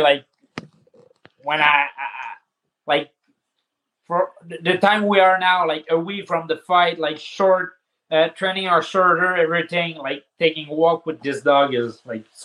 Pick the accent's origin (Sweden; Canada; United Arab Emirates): Canada; Saint-Jean-sur-Richelieu, Quebec; From my hometown, Saint-Jean-sur-Richelieu